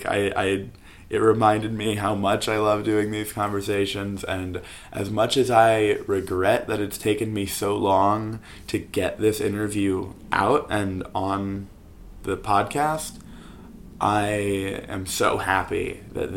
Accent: Virginia, United States; my home state

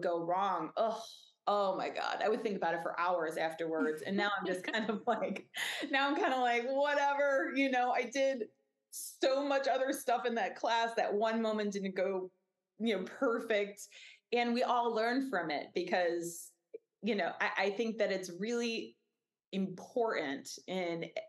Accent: Northwestern suburbs, Illinois, United States; also born or lived in Mississippi River, Illinois side; Both of us grew up in the Northwestern suburbs

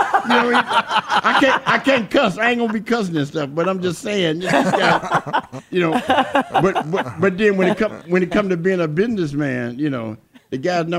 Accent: Mississippi, United States; also born or lived in Phoenix; now in Chicago, United States; I grew up in Mississippi

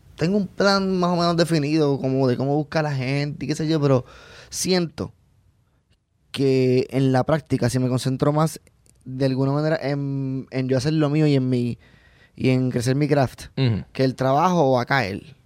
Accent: Puerto Rico; moved away as an adult; also born or lived in Orlando, United States; me fui de Puerto Rico a Estados Unidos para trabajar en Disney

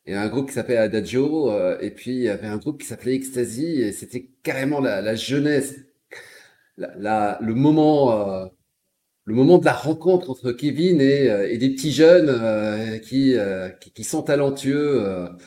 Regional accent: Carthage, Tunis Governorate, Tunisia; Je suis de Carthage Bielsa.

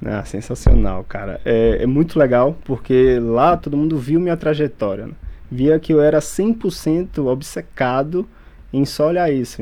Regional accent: Feira de Santana, Bahia, Brazil; moved away as an adult; now in Salvador, Brazil; Na verdade, sou do interior da Bahia, ali de Feira de Santana, mas hoje moro em Salvador há uns cinco anos já

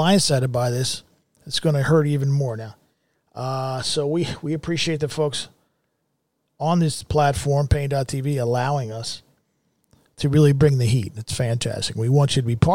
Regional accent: United States; I'm an American

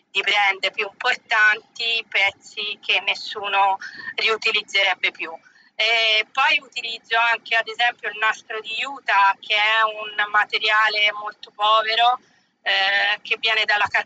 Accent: Pietrasanta, Tuscany, Italy; vengo, vengo da Pietrasanta, provincia di Lucca, quindi in Toscana.

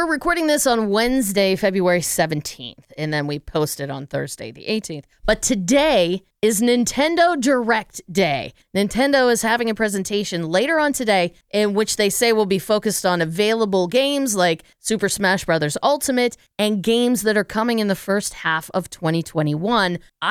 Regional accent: Pittsburgh, Pennsylvania, United States; I mean, I'm from Pittsburgh, PA. There's a very strong Pittsburgh accent. I don't really have it, but I use like some Pittsburgh language, like buggy or gumband.

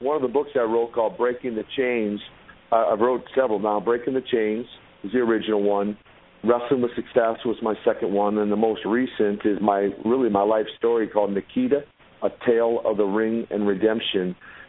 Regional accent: Minnesota, United States; That and the fact that I'm from Minnesota, not from Moscow.

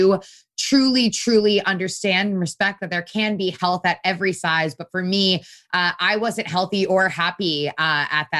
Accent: Connecticut, United States; I grew up in a really wonderful household in Connecticut, an Italian household

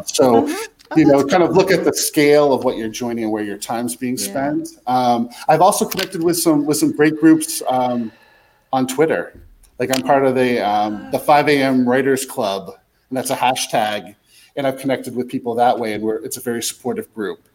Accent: Vermont, United States; moved away as an adult; also born or lived in Boston area, Massachusetts; I grew up in Vermont, but I, I, spent a decade in the Boston area

